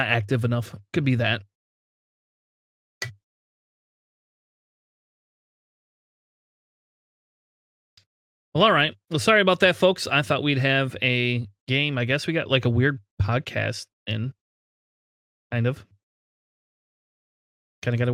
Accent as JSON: {"language": "English", "region": "Ohio", "country": "United States", "said": "I'm from Ohio"}